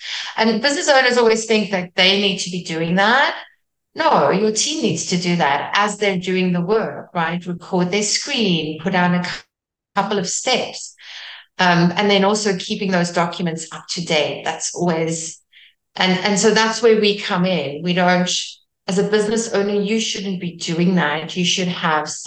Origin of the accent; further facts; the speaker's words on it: South Africa; first language Afrikaans; English is a second language; I'm Afrikaans from South Africa, which is very close to Dutch